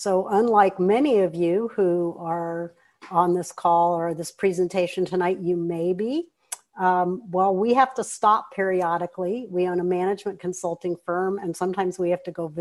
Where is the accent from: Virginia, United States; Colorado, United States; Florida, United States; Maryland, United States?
Florida, United States; we are from Florida